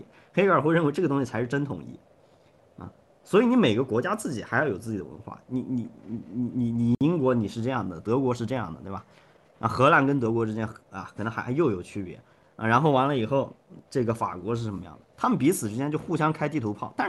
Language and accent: Chinese; Shandong, China; 你比如说我我我我我山东人啊